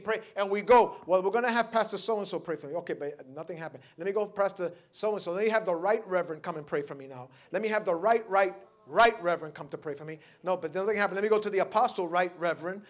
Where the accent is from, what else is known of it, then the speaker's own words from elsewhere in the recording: New York City, New York, United States; I grew up in the Lower East Side